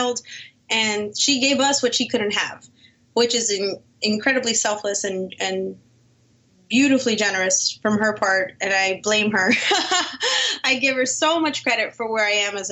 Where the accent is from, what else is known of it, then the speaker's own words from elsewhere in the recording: Miami, Florida, United States; I was born and raised in Miami, Florida.